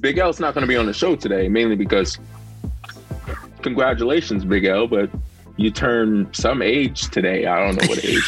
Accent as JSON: {"language": "English", "country": "United States", "said": "as an American"}